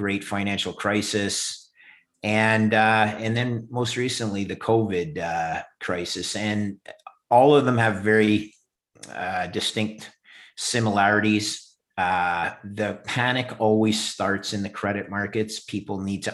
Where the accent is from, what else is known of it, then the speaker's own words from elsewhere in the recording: Montreal, Quebec, Canada; also born or lived in Ithaca, New York, United States; I'm Canadian. I grew up in Montreal